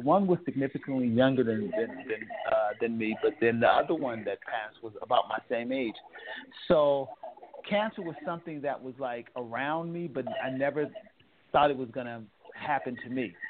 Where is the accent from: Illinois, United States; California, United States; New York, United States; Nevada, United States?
California, United States; Oakland; I'm from Oakland, California